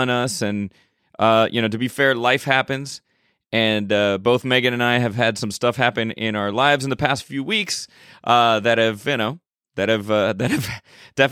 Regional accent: Miami, Florida, United States; born or raised there

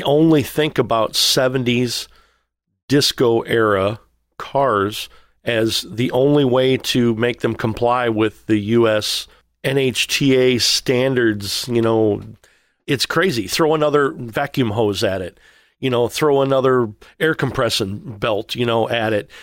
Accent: Missouri, United States; I'm from Missouri

